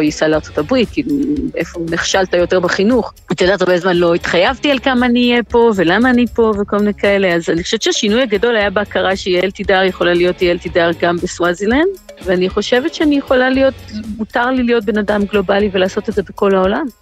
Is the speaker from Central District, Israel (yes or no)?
yes; Rehovot, Central District, Israel; moved away as an adult; now in Eswatini; גדלתי ברחובות